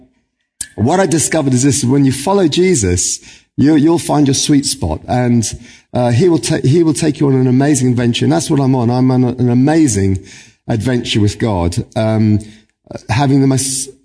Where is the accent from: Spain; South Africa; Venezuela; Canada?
South Africa; Cape Town, Western Cape; now in Northern Ireland, United Kingdom; I was born in Cape Town, South Africa